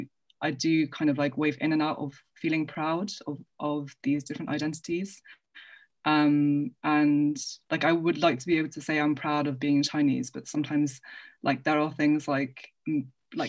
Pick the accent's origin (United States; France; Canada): France; now in England, United Kingdom; But then I also kind of struggle to say I'm French because it's been such a long time since I've lived there.